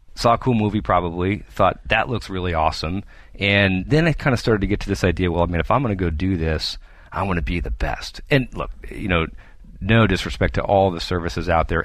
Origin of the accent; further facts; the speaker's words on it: New Hampshire, United States; moved away; I'm originally from the East Coast, and my parents are still back there in New Hampshire